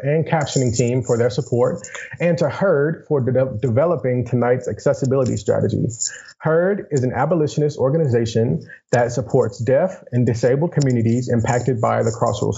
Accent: Grenada, Mississippi, United States; I am originally from Grenada, Mississippi.

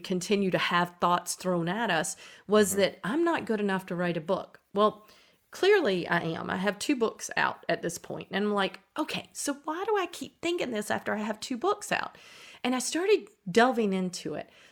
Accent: Eastern North Carolina, United States; I grew up in Eastern North Carolina

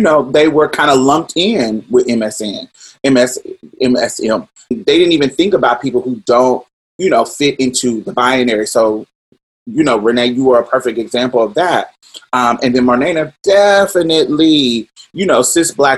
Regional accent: Indianapolis, Indiana, United States; growing up in Indianapolis, young in my teens

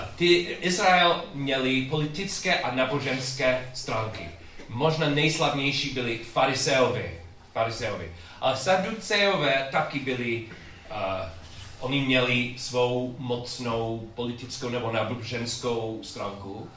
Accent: United States; Czech is a second language; moved away as an adult; also born or lived in Chicago; u nás v Americe

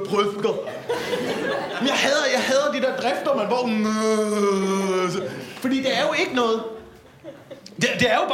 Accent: Slagelse, Zealand, Denmark; Ja, jeg er fra Slagelse.

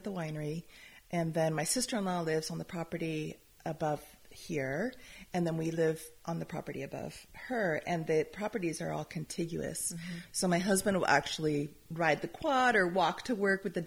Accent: Calistoga, California, United States; the property where I grew up in Calistoga

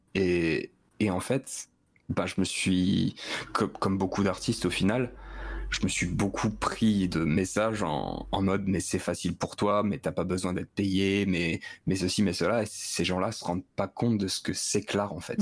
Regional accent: Metz, Grand Est, France; now in near Clermont-Ferrand, France; je viens de Metz

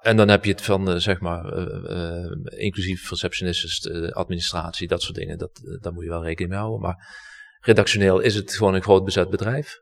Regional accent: Heerlen, Limburg, Netherlands; moved away as an adult; also born or lived in Hilversum; ik ben eh, geboren en getogen in Heerlen.

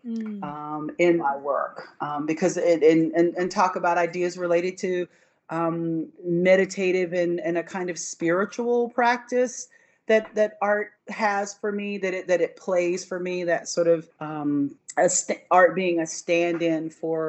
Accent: Franklin County, North Carolina, United States; I grew up in mostly in Franklin County, which is one of the smaller counties in North Carolina, an agricultural county

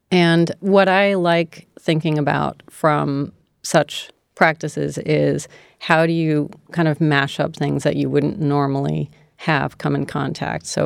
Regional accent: D.C., District of Columbia, United States; moved away; also born or lived in San Francisco; Outside of Washington, D.C., sort of reluctantly my parents relocated there from San Francisco temporarily.

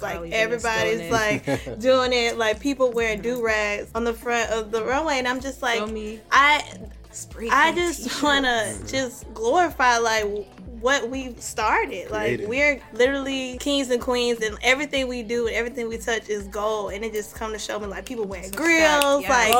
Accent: the South, United States; So, growing up in the South, I don't know, for the longest, I used to feel, like, embarrassed of my culture.

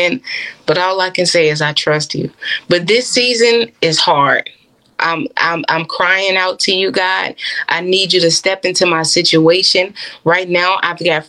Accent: Chicago, Illinois, United States; also born or lived in Florida; I moved from Florida back to my hometown, Chicago.

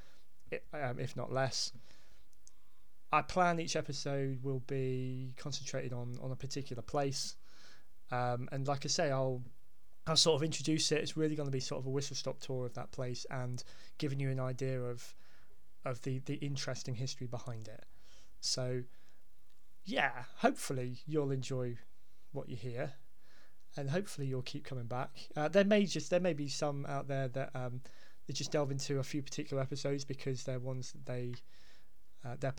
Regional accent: Hampshire, South East England, United Kingdom; now in Devon, United Kingdom; I'm being down in Devon, and I'm also originally from Hampshire

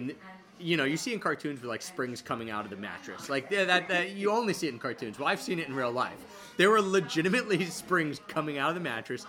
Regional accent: Philadelphia, Pennsylvania, United States; also born or lived in Japan; Philadelphia, my hometown

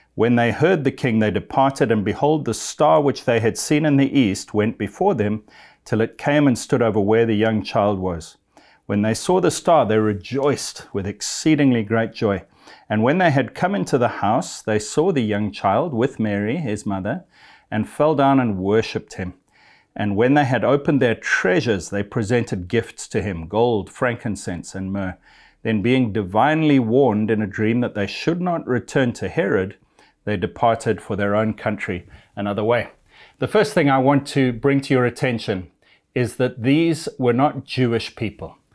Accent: Zimbabwe; I'm of European descent, but I was born in a little African country called Zimbabwe

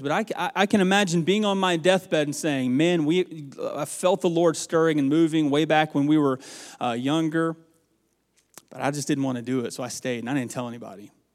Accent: the South, United States; moved away as an adult; also born or lived in Dixie, Mississippi; now in Nebraska, United States; I'm from the South

